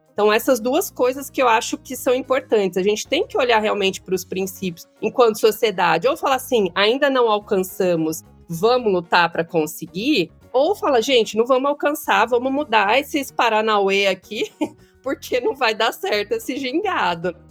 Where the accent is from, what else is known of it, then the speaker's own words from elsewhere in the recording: São Paulo, Brazil; aqui no território da zona sul de São Paulo, né, que é onde eu nasci, cresci